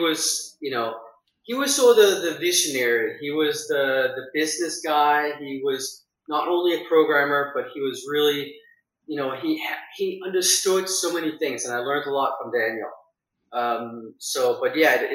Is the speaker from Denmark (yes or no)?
yes; Denmark; moved away as an adult; now in United States; So I'm Danish. I was born in Denmark, grew up there until I was 20, and then I left for America